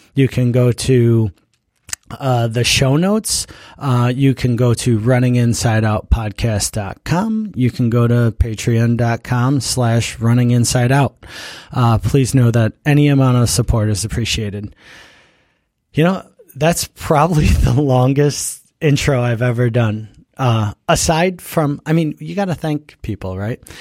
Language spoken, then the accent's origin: English; Buffalo, New York, United States; moved away; I grew up in Buffalo